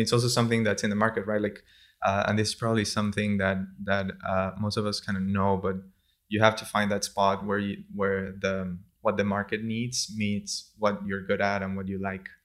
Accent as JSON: {"language": "English", "town": "San Juan de los Morros", "region": "Guárico", "country": "Venezuela", "also_born_or_lived": "Turin, Italy", "moved": "yes", "said": "I'm from San Juan de los Morros. It's a city in the center of Venezuela, a couple hours, uh, from Caracas."}